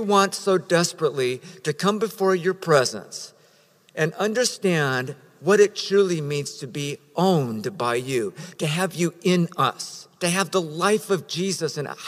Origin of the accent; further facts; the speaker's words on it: Riverside, California, United States; now in San Diego, United States; I come from Riverside, California, way back in the day